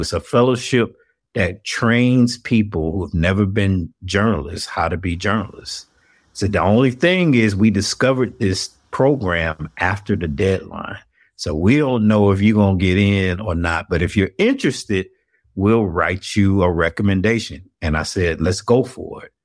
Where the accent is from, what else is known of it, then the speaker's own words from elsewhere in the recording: Atlanta, Georgia, United States; moved away as an adult; also born or lived in Florida / North Carolina; born and raised in Atlanta